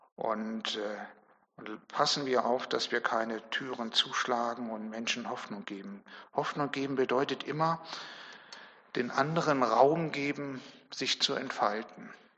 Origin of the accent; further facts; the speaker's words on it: Germany; Wir als Deutsche